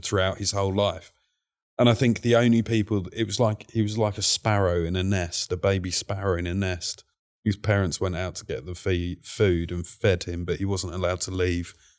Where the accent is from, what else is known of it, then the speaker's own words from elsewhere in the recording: London, United Kingdom; I was born in Whitechapel, and Whitechapel used to be very much a East End gangster route.